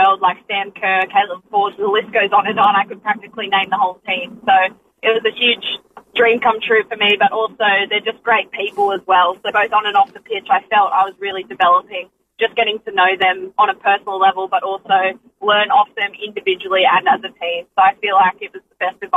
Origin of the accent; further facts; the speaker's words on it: Australia; friends and family in my hometown